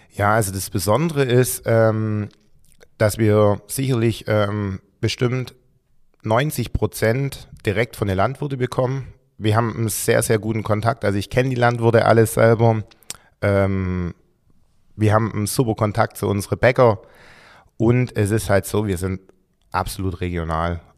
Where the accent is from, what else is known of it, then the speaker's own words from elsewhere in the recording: Gerstetten, Swabian Jura, Baden-Württemberg, Germany; also born or lived in Heidenheim; ich komme eigentlich ursprünglich ähm, von Gersten, also von der Alp